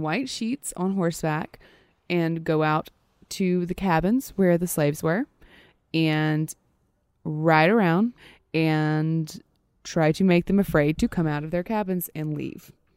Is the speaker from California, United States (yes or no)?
no; Louisiana, United States; especially in Louisiana, especially where we're from